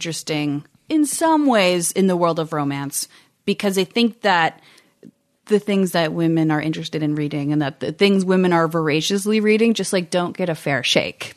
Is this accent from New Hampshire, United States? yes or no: no; Buffalo, New York, United States; moved away; I'm from Buffalo originally